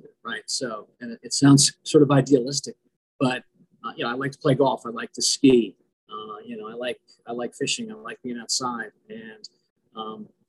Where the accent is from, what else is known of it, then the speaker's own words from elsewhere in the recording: Fairfield County, Connecticut, United States; moved away as an adult; also born or lived in Ohio; now in Washington, D.C., United States; I grew up in Connecticut, in a small town in Connecticut, you know, just kind of in Fairfield County outside of New York City.